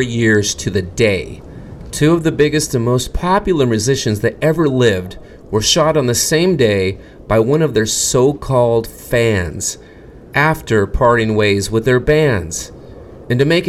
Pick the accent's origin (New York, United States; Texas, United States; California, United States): California, United States; Fresno; my hometown. Fresno